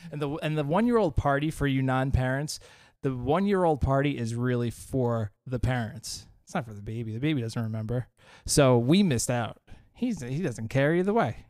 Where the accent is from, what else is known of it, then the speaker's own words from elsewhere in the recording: Long Island, New York, United States; we are from Long Island